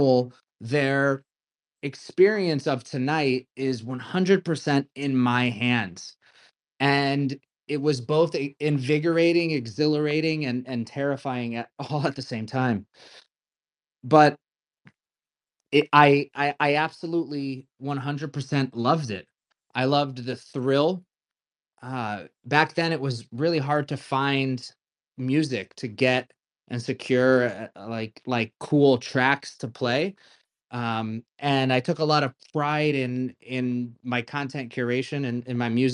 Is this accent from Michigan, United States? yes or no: no; Connecticut, United States; moved away; also born or lived in New York City; I grew up in Connecticut in a household.